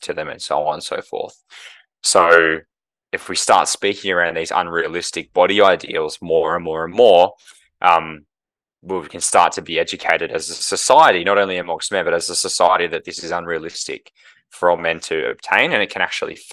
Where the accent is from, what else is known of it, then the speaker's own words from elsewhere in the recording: Melbourne, Victoria, Australia; moved away as an adult; now in Brisbane, Australia; I grew up in Melbourne as a St Kilda supporter